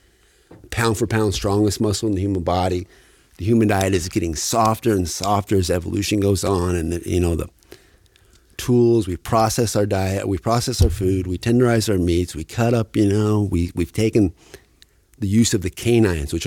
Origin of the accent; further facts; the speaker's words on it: Fairbanks, Alaska, United States; moved away as an adult; I'm originally from Fairbanks, Alaska. I spent about 28 years up there.